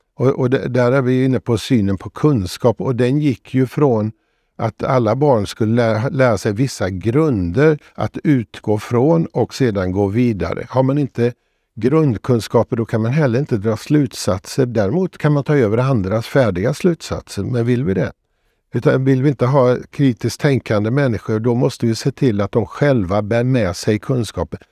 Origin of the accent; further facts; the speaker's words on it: Borås, Västra Götaland, Sweden; Jag växte upp i Borås